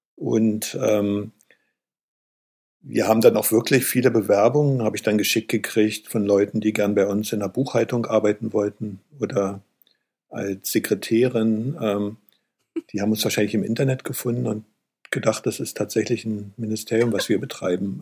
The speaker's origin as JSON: {"language": "German", "town": "Eberswalde", "region": "Brandenburg", "country": "Germany", "tie": "born or raised there", "said": "in meiner Heimatstadt Eberswalde gab es einen Maler"}